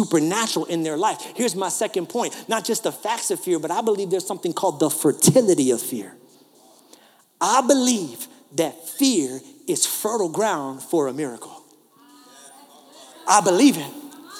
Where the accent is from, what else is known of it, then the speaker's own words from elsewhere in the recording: New York, United States; accent: New York; moved away; This is my New York